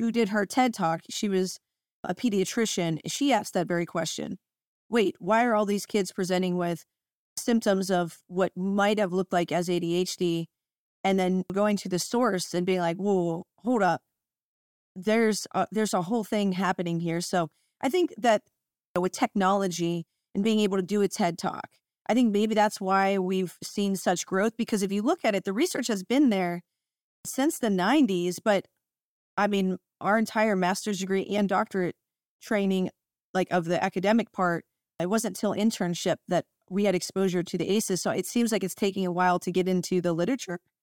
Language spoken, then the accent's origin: English; United States; now in Washington State, United States; I'm from Ohio in Pennsylvania area